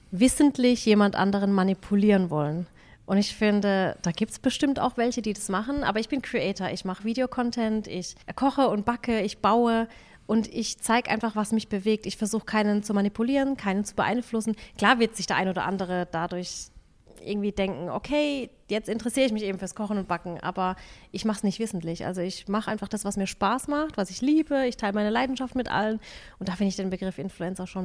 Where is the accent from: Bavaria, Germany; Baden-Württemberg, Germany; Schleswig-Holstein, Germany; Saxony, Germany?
Baden-Württemberg, Germany; Waghäusel; Wir sind aus Waghäusel, ich will hier eigentlich auch nicht wegziehen und meine Kinder sind hier